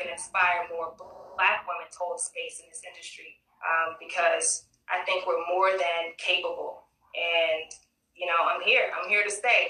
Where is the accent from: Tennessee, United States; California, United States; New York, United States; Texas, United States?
Texas, United States; Nacogdoches; now in Houston, United States; I grew up in Nacogdoches, Texas